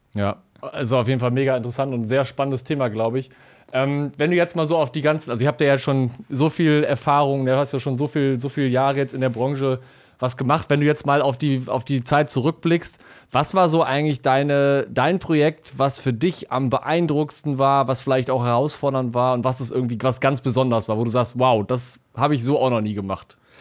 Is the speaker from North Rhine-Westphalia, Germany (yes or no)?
yes; Essen, North Rhine-Westphalia, Germany; ich bin in Essen aufgewachsen.